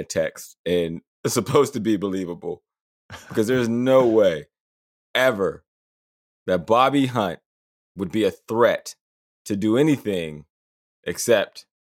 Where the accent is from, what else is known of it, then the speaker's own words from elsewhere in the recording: Johnstown, United States; now in Los Angeles, United States; my hometown